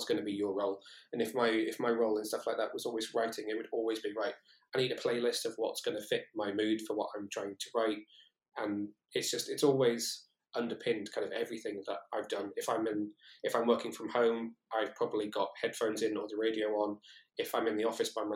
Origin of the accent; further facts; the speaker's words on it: Shrewsbury, West Midlands, United Kingdom; moved away as an adult; also born or lived in Newport, South Wales / Cardiff; I come from Shrewsbury originally, which is quite a small town, where my mum and dad lived